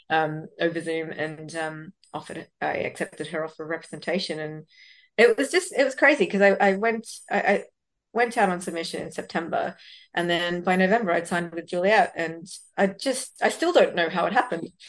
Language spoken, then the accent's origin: English; Sydney, New South Wales, Australia; also born or lived in Bangalore, India; I grew up in Western Sydney